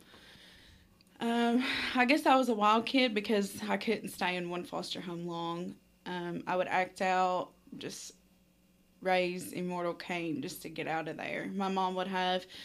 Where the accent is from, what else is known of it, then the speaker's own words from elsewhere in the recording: London, Kentucky, United States; I was born and raised in London, Kentucky.